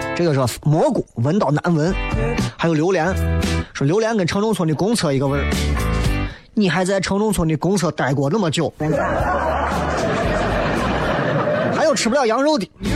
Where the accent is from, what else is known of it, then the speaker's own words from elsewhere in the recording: Xi'an, Shaanxi, China; 作为一个西安人